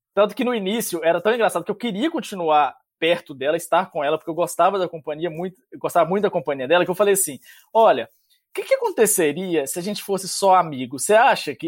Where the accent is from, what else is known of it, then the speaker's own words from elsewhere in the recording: interior of Minas Gerais, Brazil; now in Canada; eu sou do interior de Minas